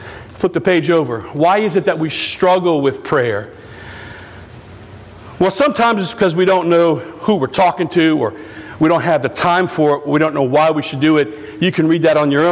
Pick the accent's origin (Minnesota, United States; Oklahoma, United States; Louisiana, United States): Louisiana, United States; Houma; I'm from Houma